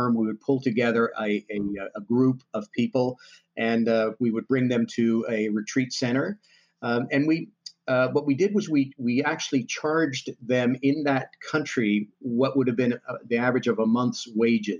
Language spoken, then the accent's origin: English; Winnipeg, Manitoba, Canada; also born or lived in Vancouver / United States; I was born in Vancouver. I lived a lot of my life growing up in Winnipeg because my father worked in Winnipeg